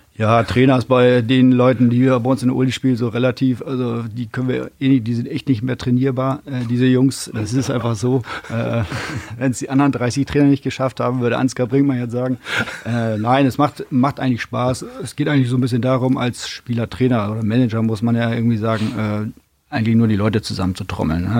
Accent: Oldenburg, Lower Saxony, Germany; also born or lived in Meppen; in Oldenburg damals groß geworden

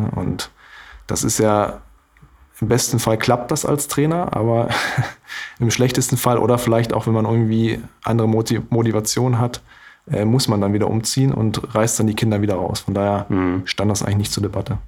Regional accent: Görlitz, Saxony, Germany; moved away as an adult; now in Glücksburg, Germany; dafür habe ich einen großen Teil meines Lebens ja auch bei meinen Eltern und in Görlitz verbracht

